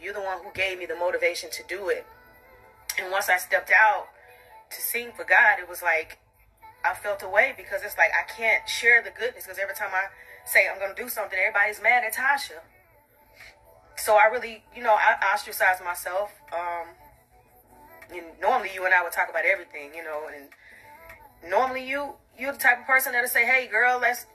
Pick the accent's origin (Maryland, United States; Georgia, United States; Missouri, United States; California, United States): Georgia, United States; College Park; I'm from College Park